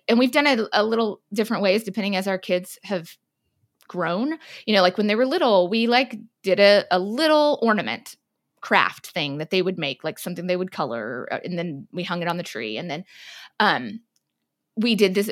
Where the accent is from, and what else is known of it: South Texas, United States; born or raised there